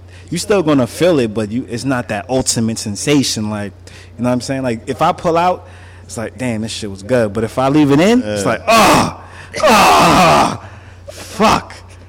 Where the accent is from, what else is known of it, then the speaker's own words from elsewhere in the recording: New York, United States; I'm from New York.